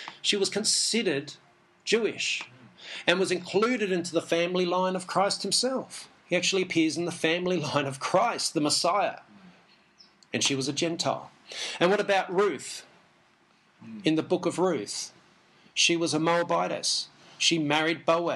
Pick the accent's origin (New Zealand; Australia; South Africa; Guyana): Australia; I'm an English Jew, born in Australia, so I'm an Aussie Jew.